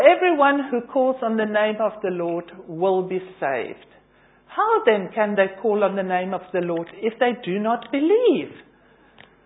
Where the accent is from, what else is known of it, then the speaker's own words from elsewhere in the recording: South Africa; now in London, United Kingdom; I'm originally from South Africa.